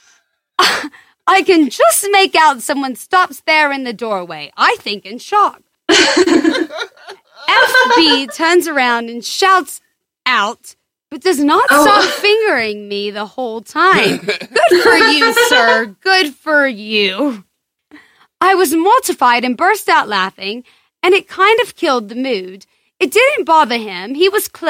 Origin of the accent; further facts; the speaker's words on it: North Carolina, United States; accent: southern; I'm from North Carolina, other side of the country